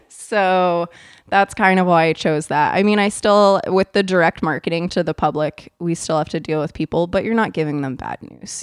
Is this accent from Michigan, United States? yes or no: no; Idaho, United States; now in Tenino, United States; I actually ended up starting to go to Idaho State University in my home state